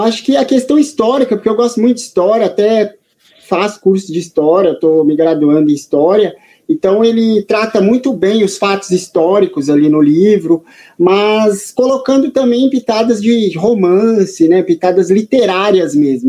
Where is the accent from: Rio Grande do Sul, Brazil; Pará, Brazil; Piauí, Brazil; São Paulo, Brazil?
São Paulo, Brazil; aqui na cidade de São Paulo, né? Sou paulistano